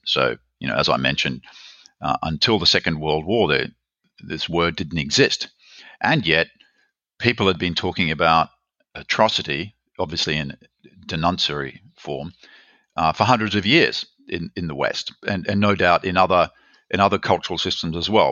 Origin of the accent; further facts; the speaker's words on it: Australia; moved away as an adult; also born or lived in Berkeley, United States / Germany; I'm from Australia, as you can probably guess